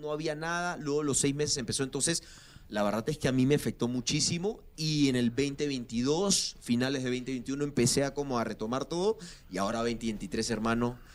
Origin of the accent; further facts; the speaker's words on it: Lima, Peru; moved away as an adult; Nací en Lima, nací en Lima